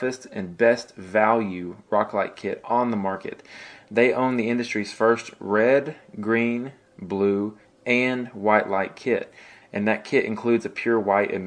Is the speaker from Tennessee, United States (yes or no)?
yes; Tennessee, United States; I'm from Tennessee